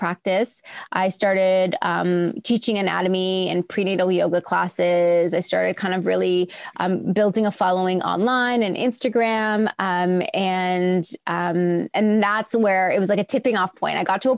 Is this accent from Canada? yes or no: yes; Toronto, Ontario, Canada; also born or lived in Australia; I'm born and raised in Toronto